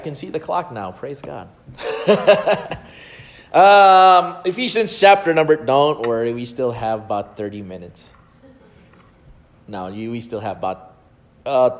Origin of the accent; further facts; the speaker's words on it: Philippines; English is a second language; as a Filipino growing up in the Philippines